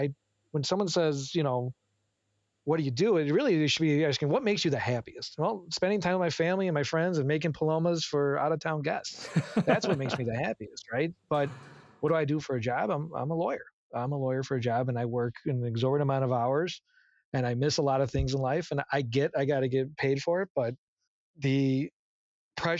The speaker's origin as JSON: {"language": "English", "country": "United States", "said": "as an American"}